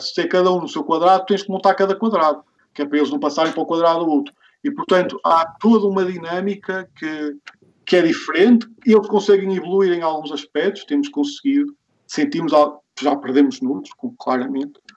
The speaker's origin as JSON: {"language": "Portuguese", "area": "the North", "region": "Norte", "country": "Portugal", "said": "eu sou aqui da Zona, da zona Norte"}